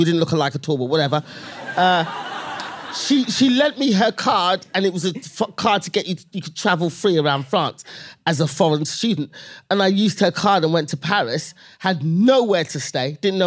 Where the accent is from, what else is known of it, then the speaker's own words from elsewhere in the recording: London, United Kingdom; I was born and raised London, England